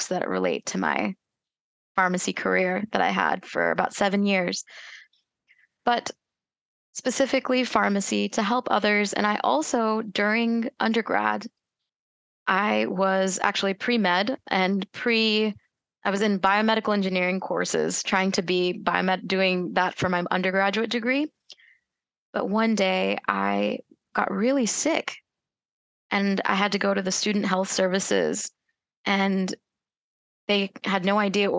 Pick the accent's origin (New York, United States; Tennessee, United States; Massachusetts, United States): Tennessee, United States; moved away as an adult; also born or lived in North Carolina / Washington, D.C. area; now in Louisville, Kentucky, United States; I was born and raised in Tennessee